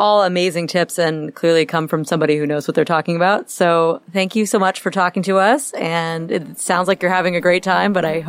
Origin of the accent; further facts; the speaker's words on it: Florida, United States; I'm from Florida.